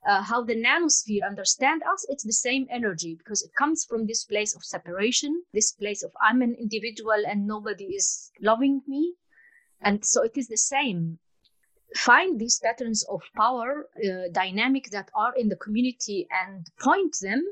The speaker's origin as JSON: {"language": "English", "country": "Palestine", "moved": "yes", "lives_now": "Portugal", "said": "As I come from the Fertile Crescent, you call it the Middle East, I call it the Fertile Crescent"}